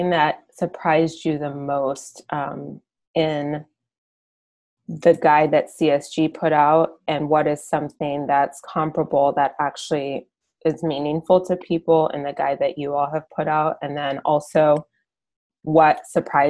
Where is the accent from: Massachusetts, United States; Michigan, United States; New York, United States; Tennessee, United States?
Michigan, United States; Ann Arbor; I'm actually from Ann Arbor